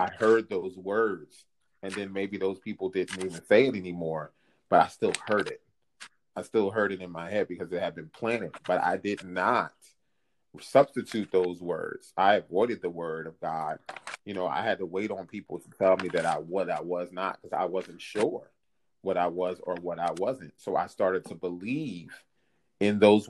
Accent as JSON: {"language": "English", "region": "New Jersey", "country": "United States", "tie": "born or raised there", "also_born_or_lived": "Philadelphia, Pennsylvania", "said": "when I was 8 years old, we moved over to New Jersey from Philadelphia"}